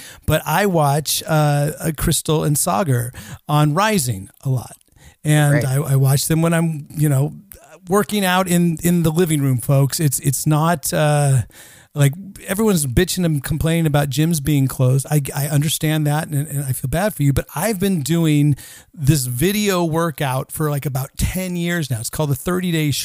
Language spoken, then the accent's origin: English; Northern California, United States; moved away as an adult; now in Stockholm, Sweden; I grew up in Northern California